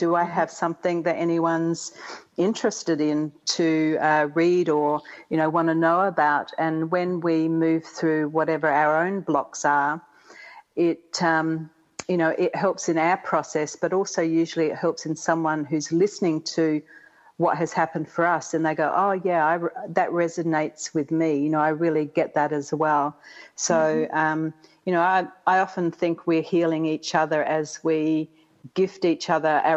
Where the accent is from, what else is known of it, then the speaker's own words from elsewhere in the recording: Australia; moved away as an adult; now in Atlanta, United States; I'm from the even further south called Australia